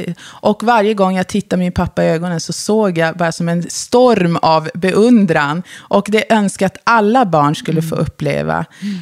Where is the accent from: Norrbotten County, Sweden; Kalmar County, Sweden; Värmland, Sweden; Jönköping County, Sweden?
Norrbotten County, Sweden; Luleå; also born or lived in Porjus; now in Stockholm, Sweden; jag är uppfödd och uppvuxen i Luleå